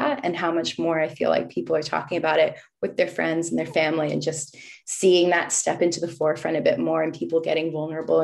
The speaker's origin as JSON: {"language": "English", "town": "Boston", "region": "Massachusetts", "country": "United States", "also_born_or_lived": "Los Angeles, United States", "moved": "as an adult", "lives_now": "Australia", "said": "I come from Boston and I used to live in LA, but now I'm an Aussie citizen as well"}